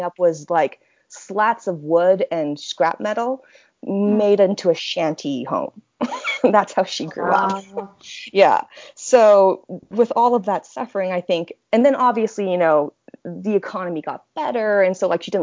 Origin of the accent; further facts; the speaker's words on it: Orem, Utah, United States; also born or lived in Nanjing, China; I grew up in Orem, Utah, which is Utah County.